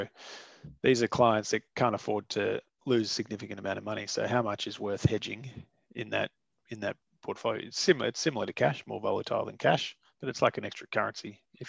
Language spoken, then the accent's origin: English; Australia; as an Australian investor, you can actually buy the Aussie dollar price of gold